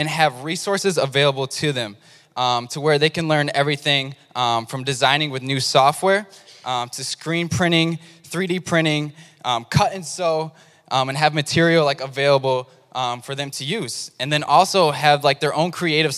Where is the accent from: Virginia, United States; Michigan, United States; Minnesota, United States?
Michigan, United States; Lansing; growing up in Lansing, like as far as I can remember, like even back to elementary school